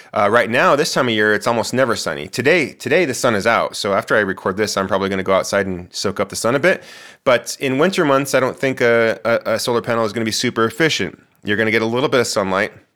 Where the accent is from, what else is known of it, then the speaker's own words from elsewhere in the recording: Moriarty, New Mexico, United States; moved away as an adult; also born or lived in Albuquerque, New Mexico; now in Portland, United States; my house where I grew up in Moriarty